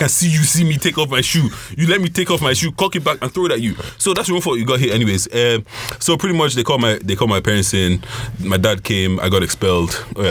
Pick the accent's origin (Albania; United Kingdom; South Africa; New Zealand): United Kingdom; London; first language Yoruba; English is a second language; also born or lived in Nigeria; we moved from Nigeria, we moved to London, so we're in school, and I was in school in London for everything.